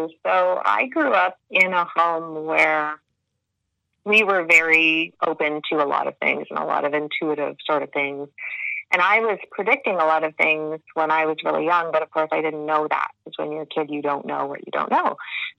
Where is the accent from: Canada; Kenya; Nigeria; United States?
Canada; accent: Canadian; But you will hear my Canadian accent for sure.